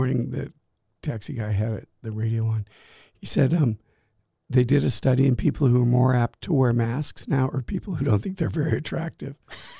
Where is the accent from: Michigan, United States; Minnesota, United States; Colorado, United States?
Colorado, United States; Durango; moved away as an adult; also born or lived in Gaming, Austria; I grew up in Colorado, so I skied all the time.